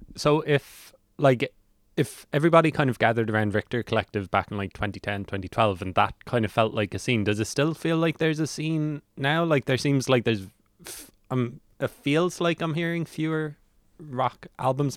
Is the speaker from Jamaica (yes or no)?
no; Cork, Munster, Ireland; now in Dublin, Ireland; I'm from Cork